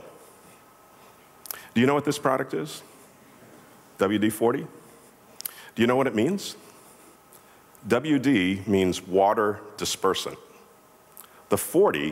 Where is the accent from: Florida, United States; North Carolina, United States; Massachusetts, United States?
Massachusetts, United States; Boston; I'm from Boston